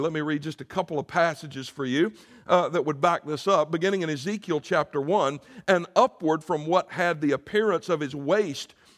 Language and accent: English; Greer, South Carolina, United States; I grew up in a town called Greer, South Carolina